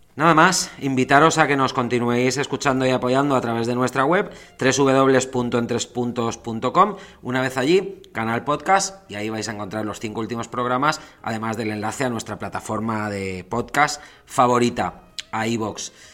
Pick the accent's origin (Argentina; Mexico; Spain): Spain; moved away as an adult; also born or lived in England; Yo también salí de España